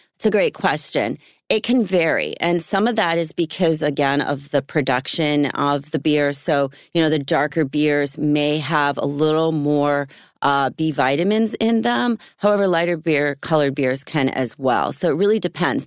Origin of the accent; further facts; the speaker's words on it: Philadelphia, Pennsylvania, United States; moved away; I grew up in Philly area, um, when I was younger